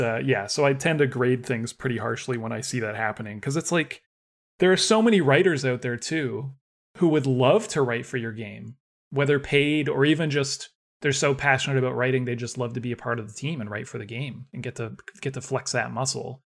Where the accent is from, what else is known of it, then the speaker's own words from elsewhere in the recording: Canada; growing up in Canada